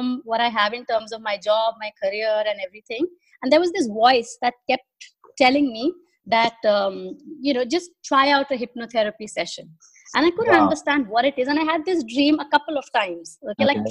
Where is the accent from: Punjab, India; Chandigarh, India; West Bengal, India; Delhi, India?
Delhi, India; moved away as an adult; now in Dubai, United Arab Emirates; I born and brought up in Delhi